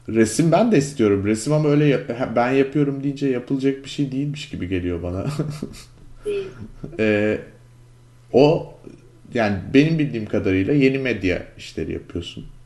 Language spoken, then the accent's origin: Turkish; Istanbul, Turkey; moved away as an adult; now in United States; Ben de İstanbulluyum yani officially Müslüman